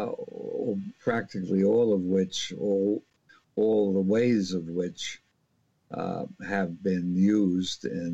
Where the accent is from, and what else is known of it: New York City, New York, United States; born or raised there; moved away; also born or lived in Philadelphia